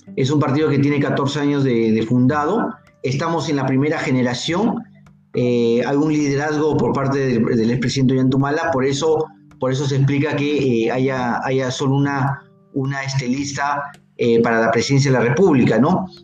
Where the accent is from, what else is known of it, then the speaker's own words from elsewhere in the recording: Piura, Peru; yo soy provinciano, yo soy piurano